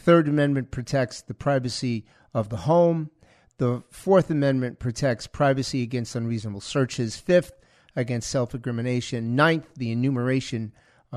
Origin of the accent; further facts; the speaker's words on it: United States; I'm American